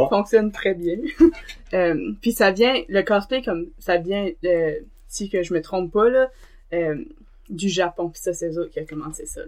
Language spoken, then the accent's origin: French; Dunlop, New Brunswick, Canada; also born or lived in Tracadie / Beresford / Moncton; j'arrive de Dunlop. Euh, j'ai vécu à Dunlop, Tirocher, Beresford, puis à Moncton aussi